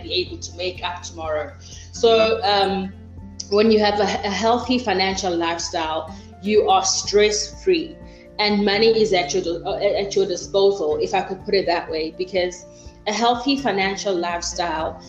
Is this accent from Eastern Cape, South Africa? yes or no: yes; Mthatha, Eastern Cape, South Africa; I was born and bred in Mthatha